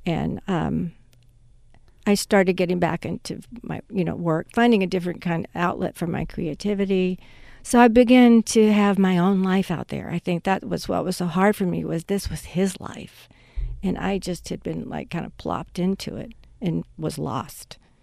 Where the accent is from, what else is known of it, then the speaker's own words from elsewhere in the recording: Mississippi, United States; moved away as an adult; also born or lived in Los Angeles; I grew up in Mississippi